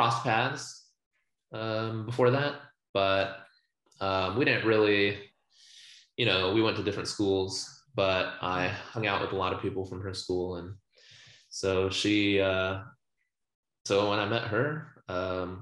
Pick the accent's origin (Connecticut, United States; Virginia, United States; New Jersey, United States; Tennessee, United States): Virginia, United States; Virginia Beach; also born or lived in California; I was born in Virginia. Virginia Beach. And so I lived there most of my life through high school